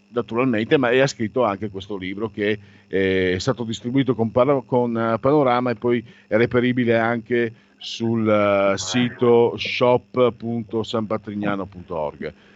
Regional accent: Friuli-Venezia Giulia, Italy; Io vengo dal Friuli e la mia generazione è stata devastata da quella bestia che si chiama eroina.

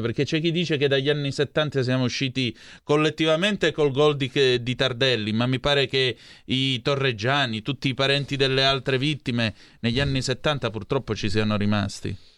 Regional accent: near Vibo Valentia, Calabria, Italy; a Vibo Valencia, vicino a dove sono cresciuto io

